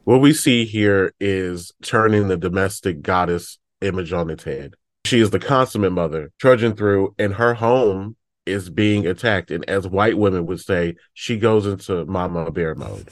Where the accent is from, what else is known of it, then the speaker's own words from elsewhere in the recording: Detroit, Michigan, United States; I'm from Detroit